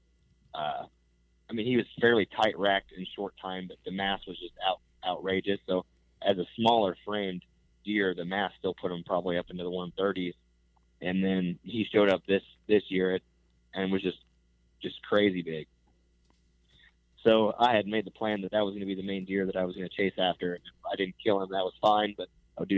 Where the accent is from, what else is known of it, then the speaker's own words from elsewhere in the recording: Northeast Missouri, United States; I'm from Northeast Missouri